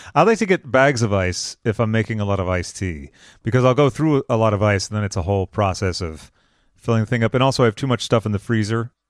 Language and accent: English; Massachusetts, United States; now in California, United States; I'm originally from Massachusetts